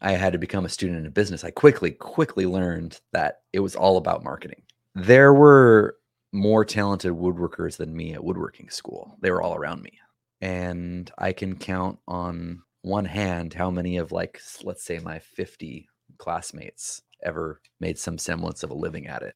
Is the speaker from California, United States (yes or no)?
yes; San Joaquin Valley, California, United States; moved away as an adult; also born or lived in Canada; I grew up right in the middle, both north and south, east and west of California. It's called the San Joaquin Valley.